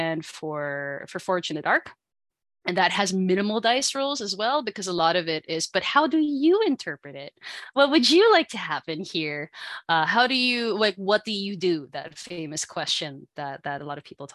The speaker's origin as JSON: {"language": "English", "country": "Philippines", "moved": "yes", "lives_now": "Canada", "said": "I am from the Philippines, but now here in Canada"}